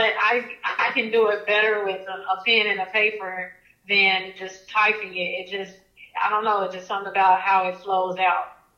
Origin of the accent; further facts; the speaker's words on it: Oklahoma City, Oklahoma, United States; I'm from Oklahoma City